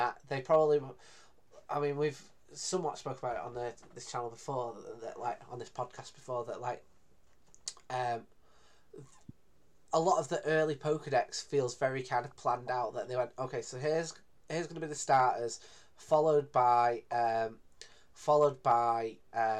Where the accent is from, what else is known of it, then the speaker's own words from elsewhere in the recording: Greater Manchester, North West England, United Kingdom; I'm pretty much from Manchester, even though I'm from the city next door